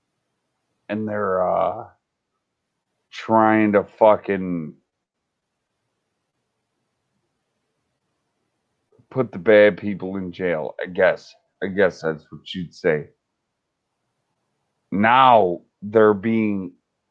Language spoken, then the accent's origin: English; Chicago, Illinois, United States; I'm an old school fucking rapper from Chicago